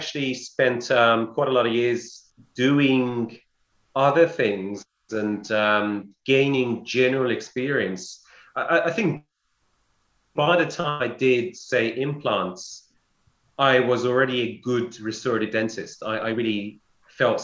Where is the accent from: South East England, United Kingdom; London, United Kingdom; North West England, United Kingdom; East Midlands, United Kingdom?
London, United Kingdom; I'm from London and I'm from King's.